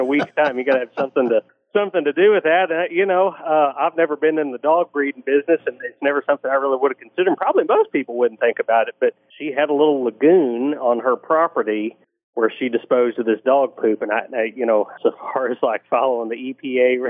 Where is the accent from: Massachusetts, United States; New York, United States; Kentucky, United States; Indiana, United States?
Kentucky, United States; Western; growing up in Western Kentucky